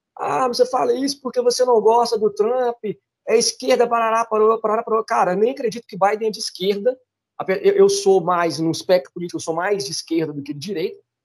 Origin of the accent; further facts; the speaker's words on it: Brazil; a gente pensando como brasileiro